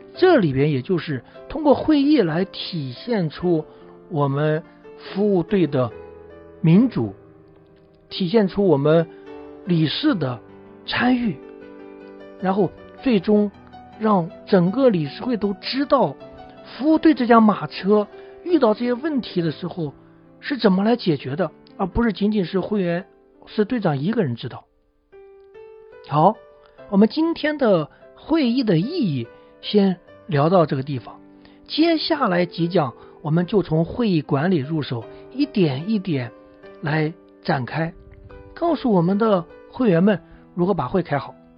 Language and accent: Chinese; China; 这个一提起开会啊，我们中国人总会比较反感